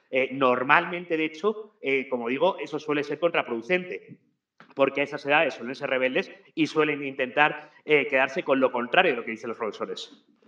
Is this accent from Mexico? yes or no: no; Spain; now in Ecuador; yo no es porque sea español